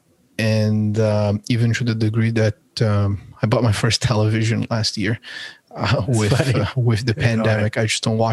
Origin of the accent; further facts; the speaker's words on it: São Paulo, Brazil; moved away as an adult; also born or lived in Colorado; now in United States; I'm originally from Sao Paulo, Brazil